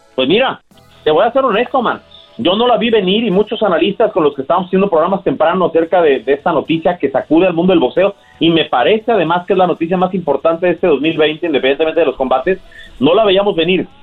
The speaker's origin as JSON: {"language": "Spanish", "country": "Mexico", "said": "como mexicano"}